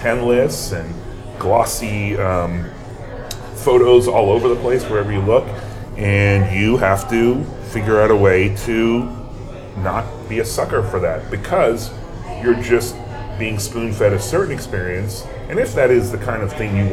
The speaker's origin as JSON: {"language": "English", "region": "Massachusetts", "country": "United States", "tie": "born or raised there", "said": "I grew up in Massachusetts"}